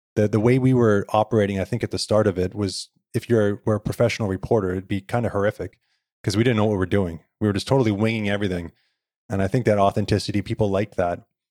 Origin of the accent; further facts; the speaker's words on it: Victoria, British Columbia, Canada; I was born here in Victoria